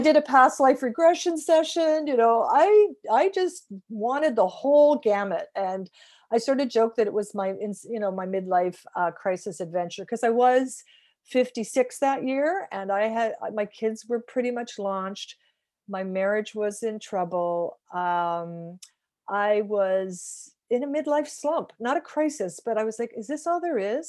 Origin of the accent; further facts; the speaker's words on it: Fenwick, Ontario, Canada; I grew up in a small town called Fenwick, a thousand people